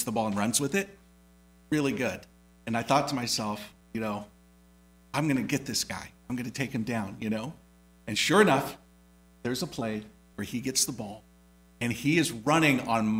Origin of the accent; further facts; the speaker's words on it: Indiana, United States; moved away; growing up in Indiana